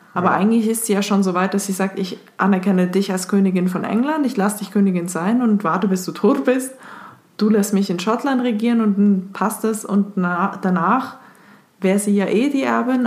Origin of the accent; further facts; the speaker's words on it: Switzerland; ich als Schweizerin